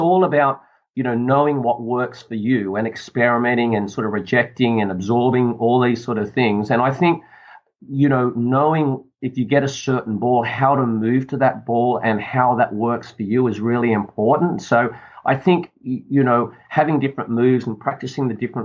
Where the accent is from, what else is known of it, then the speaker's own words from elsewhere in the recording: Sydney, New South Wales, Australia; I come from Sydney, which is a beautiful place for the world, Sydney, Australia. Which I love living here.